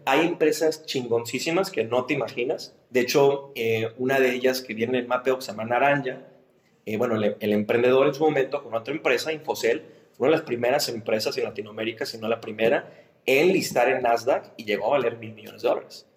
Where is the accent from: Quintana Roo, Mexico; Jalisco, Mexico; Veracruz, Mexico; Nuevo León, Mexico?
Nuevo León, Mexico; Monterrey; como regios nos hablan mucho de nuestra identidad